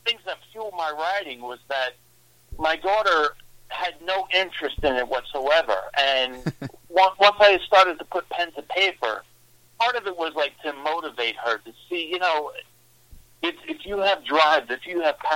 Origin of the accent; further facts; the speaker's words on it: New York City, New York, United States; also born or lived in Long Island, New York; now in Midwest, United States; I'm just a humble guy from New York, Born and raised in Brooklyn, lived on Long Island